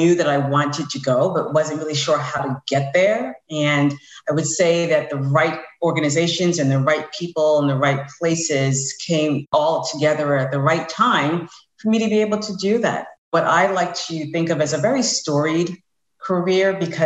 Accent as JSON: {"language": "English", "region": "New York", "country": "United States", "moved": "as an adult", "lives_now": "Tampa, United States", "said": "I'm originally from New York. I now live in Tampa"}